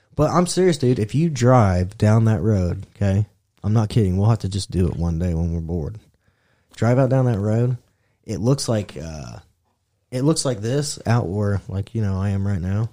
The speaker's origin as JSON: {"language": "English", "region": "Indiana", "country": "United States", "said": "we're from Indiana."}